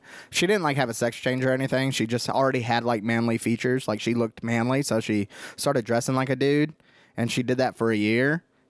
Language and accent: English; Granbury, Texas, United States; Growing up in Granbury, there really wasn't that many options when it comes to different ethnicities.